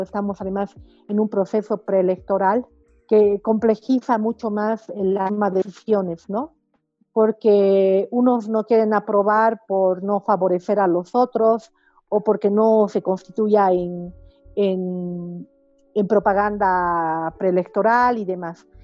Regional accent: Bolivia; en mi país se ha vuelto aún más utópico, ¿no? Aunque yo sé que la realidad latinoamericana es bastante similar, pero yo siento que en Bolivia

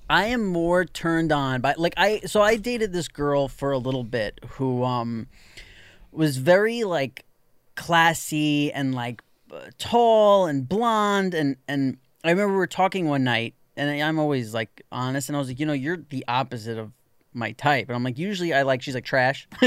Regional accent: New York City, New York, United States; when you're sixteen years old, growing up in New York City

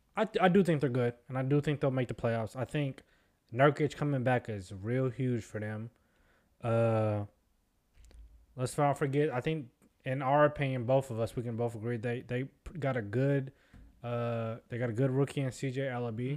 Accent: Seattle, Washington, United States; we're from Seattle

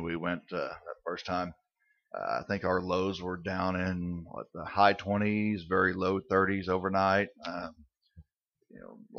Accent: Southwest Missouri, United States; Grew up right here most of my life in Southwest Missouri.

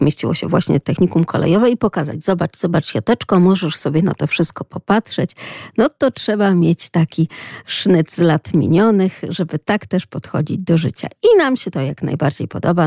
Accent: Lublin, Lublin Voivodeship, Poland; accent: Lublin; z takim akcentem naszym troszeczkę prześmiewczym, lubelskim

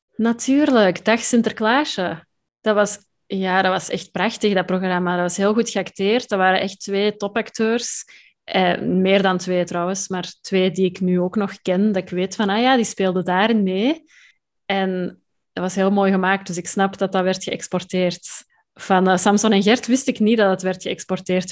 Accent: Antwerp Campine, Flanders, Belgium; accent: Antwerp; Ik kom uit de Antwerpse Kempen

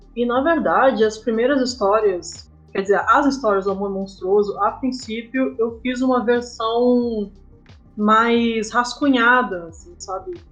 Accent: São Paulo, Brazil; moved away as an adult; also born or lived in Passo Fundo, Rio Grande do Sul, Brazil; now in Canela, Brazil; eu nasci em Passo Fundo, mas eu cresci em São Paulo

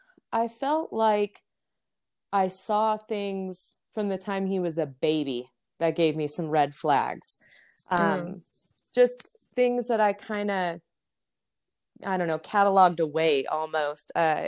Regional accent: Las Vegas, Nevada, United States; growing up in Las Vegas, I think you could be out 24/7 for 3 months and still never see anybody you knew, because it was just such a big town.

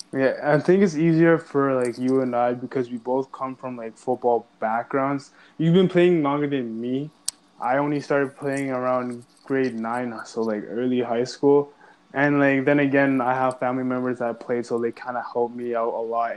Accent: Ajax, Ontario, Canada; I'm from Ajax

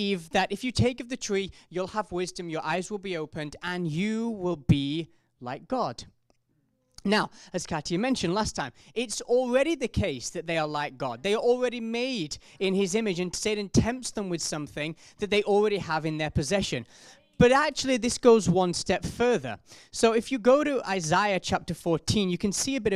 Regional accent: South Africa; accent: South African; I'm a South African accent

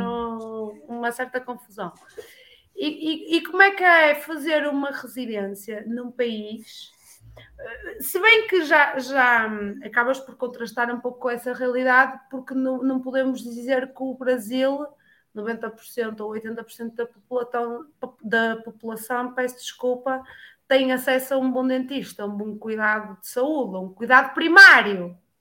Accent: Portugal; sou portuguesa

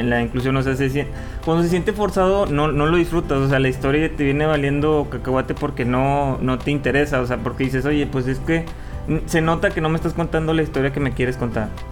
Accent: Mexico; yo como un mexicano

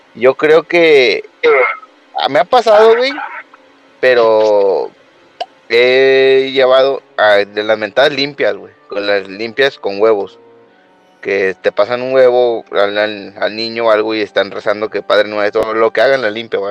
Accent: Jalisco, Mexico; soy de Jalisco

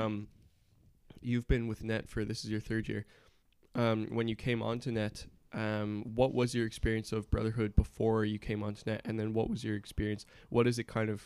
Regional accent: Canada; now in Ireland; I'm originally from Canada, living in Ireland now.

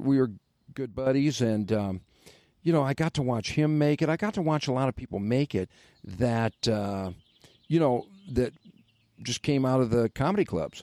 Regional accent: Detroit, Michigan, United States; I'm from Detroit

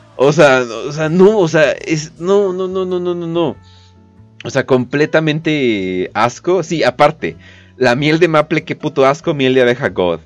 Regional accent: Mexico; soy mexicano y me gusta ser mexicano, ni siquiera me gustaría salir del país

